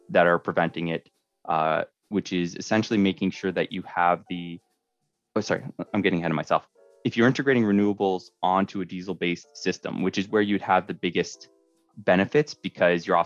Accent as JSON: {"language": "English", "town": "Scarborough", "region": "Ontario", "country": "Canada", "said": "I'm, I'm originally from Scarborough, and so coming up in the north has opened my eyes into how how things are done differently."}